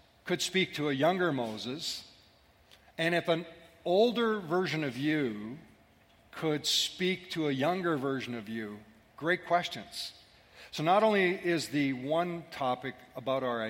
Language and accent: English; Scotland, United Kingdom; I'm Scottish